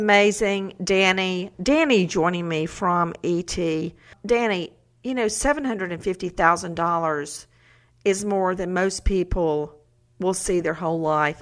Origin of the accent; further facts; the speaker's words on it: Macon, Georgia, United States; where I grew up in Macon, Georgia